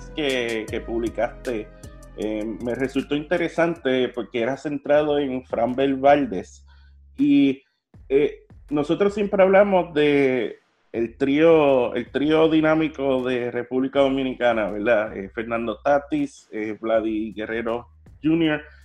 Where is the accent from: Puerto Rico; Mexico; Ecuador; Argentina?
Puerto Rico; como puertorriqueño